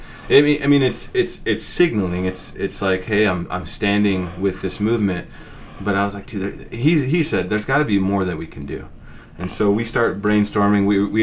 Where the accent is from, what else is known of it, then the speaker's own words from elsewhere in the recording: San Francisco, California, United States; moved away as an adult; also born or lived in Concord, California; now in Utah, United States; I grew up in San Francisco, California.